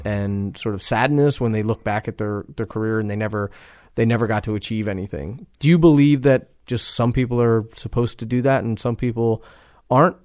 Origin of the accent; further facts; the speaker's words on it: East Coast, United States; I'm from the East Coast